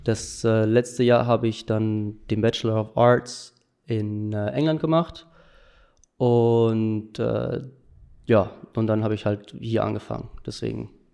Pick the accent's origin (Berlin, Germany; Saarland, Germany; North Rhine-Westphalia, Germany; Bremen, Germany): North Rhine-Westphalia, Germany; Delbrück; in Delbrück, wo ich herkomme